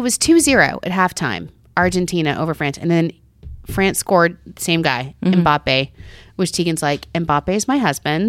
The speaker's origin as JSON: {"language": "English", "region": "New York", "country": "United States", "said": "as a New Yorker"}